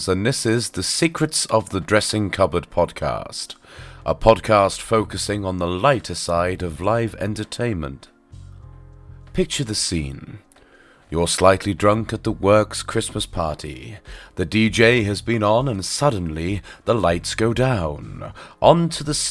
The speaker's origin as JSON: {"language": "English", "area": "Norfolk", "region": "East of England", "country": "United Kingdom", "tie": "born or raised there", "accent": "touch of farmer", "said": "This was back in Norfolk, by the way, hence the touch of farmer in my accent"}